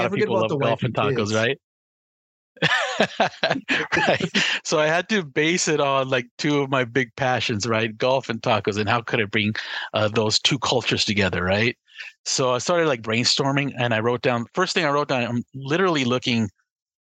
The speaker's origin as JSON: {"language": "English", "town": "Los Angeles", "region": "California", "country": "United States", "said": "I'm from Southern California"}